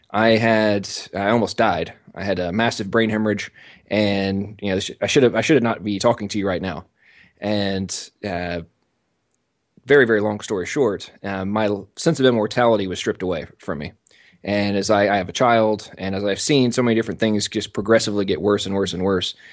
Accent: England, United Kingdom; I'm American, but I was born and raised in England. Uh, my father was a military contractor, and uh, they moved over there uh, about 10 days before I was born.

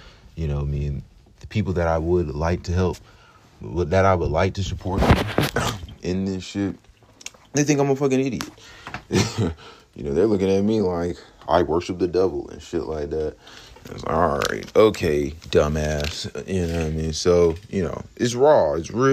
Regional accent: Clayton County, Georgia, United States; Clayco, man. I'm from Clayton County.

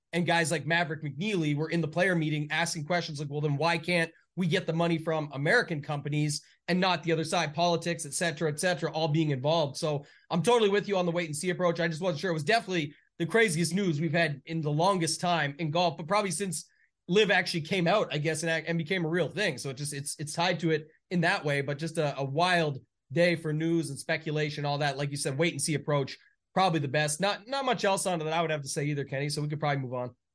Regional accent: Canada; being Canadian

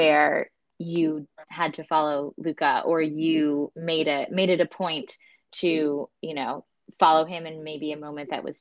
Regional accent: United States; I'm American

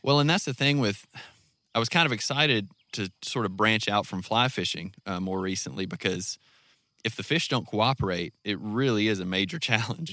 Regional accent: North Mississippi, United States; moved away as an adult; now in Garfield, United States; I'm from North Mississippi

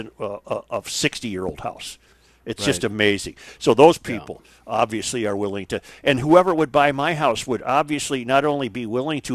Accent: White Bear Lake, Minnesota, United States; I grew up on White Bear Lake

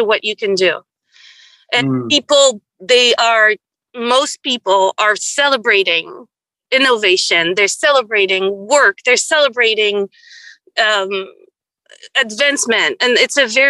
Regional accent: Quebec, Canada; moved away as an adult; now in Oakland, United States

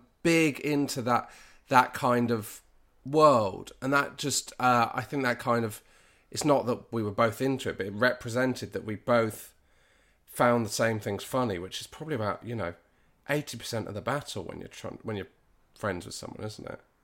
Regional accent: Dartmoor, South West England, United Kingdom; also born or lived in Bristol; I grew up in Br, Bristol f, to the age of three and a half, and then we moved to Dartmoor.

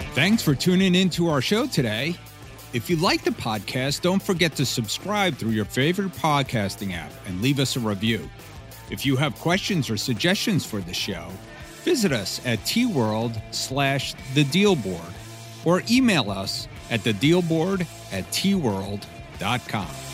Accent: Florida, United States; I'm from Florida

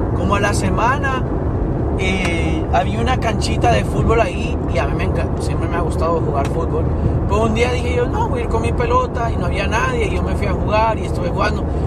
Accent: Tegucigalpa, Francisco Morazán, Honduras; yo que me crié en Tegucigalpa, que es una ciudad que es en el, centro de, esta, de, Honduras

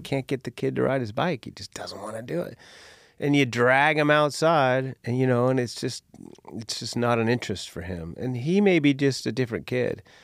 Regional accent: Seattle, Washington, United States; growing up in Seattle

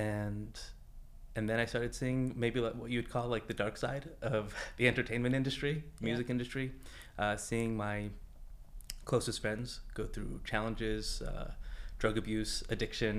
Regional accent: Los Angeles, California, United States; I'm from Los Angeles, just over the hill

